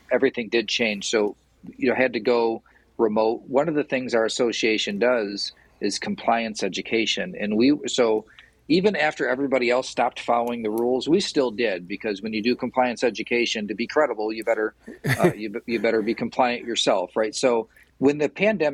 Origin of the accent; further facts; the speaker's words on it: Portland, Michigan, United States; I'm from Portland. Like, I know everybody in Portland. Everybody in Portland knows me.